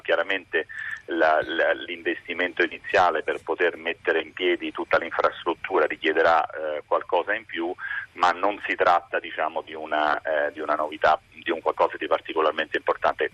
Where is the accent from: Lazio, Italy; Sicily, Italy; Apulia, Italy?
Lazio, Italy; Rome; io sono romano